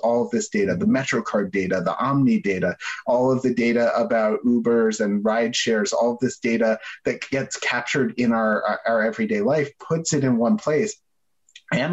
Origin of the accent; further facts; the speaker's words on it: New York, United States; I grew up in New York